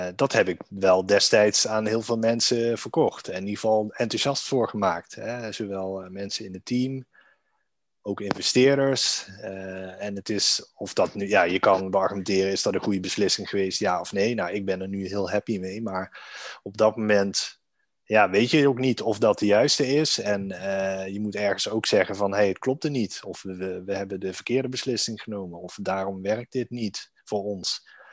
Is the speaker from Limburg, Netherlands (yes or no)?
yes; Maastricht, Limburg, Netherlands; now in Amsterdam, Netherlands; woon in Amsterdam met mijn vrouw en zoontje. Ehm, geboren in Maastricht